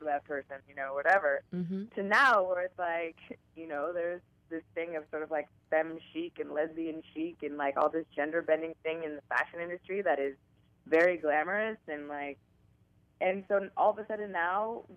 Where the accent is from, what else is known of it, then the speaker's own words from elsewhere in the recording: San Francisco, California, United States; I am from San Francisco. I've lived here my whole life